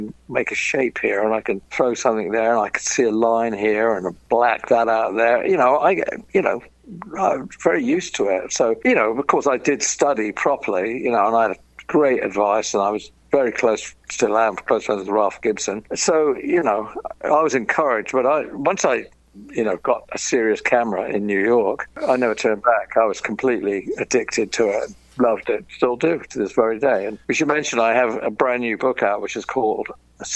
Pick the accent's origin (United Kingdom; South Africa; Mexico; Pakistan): United Kingdom; London; moved away as an adult; also born or lived in California; growing up in London and the hell of London.